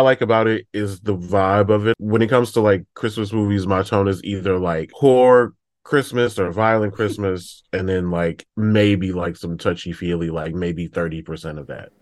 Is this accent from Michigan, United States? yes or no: yes; Detroit, Michigan, United States; I'm from Detroit